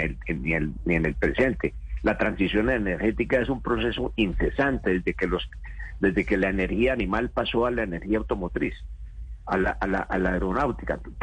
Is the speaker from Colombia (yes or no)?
yes; Colombia; como colombiano